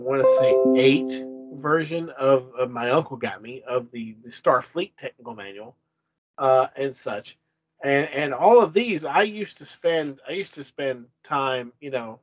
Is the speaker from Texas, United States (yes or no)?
no; Lebanon, Kentucky, United States; I grew up in Marion County, Kentucky, Lebanon, Kentucky